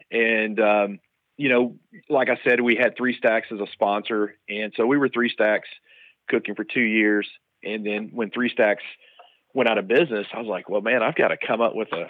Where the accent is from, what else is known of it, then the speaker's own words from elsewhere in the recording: South Mississippi, United States; moved away as an adult; also born or lived in Dallas, Texas; growing up in the South of Mississippi